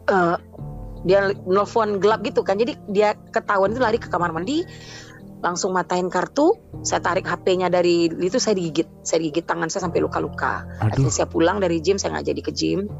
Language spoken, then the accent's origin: Indonesian; Sumatra, Indonesia; moved away as an adult; di Sumatera di Sumatera pokoknya saya dulu mm. di Sumatera lalu hijrah ke sini mm. suami bawa saya tahun 2015 ke sini